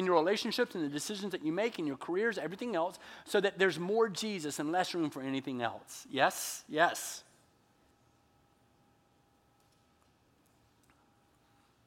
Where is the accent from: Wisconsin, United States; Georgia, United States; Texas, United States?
Georgia, United States; moved away; when I was growing up in Georgia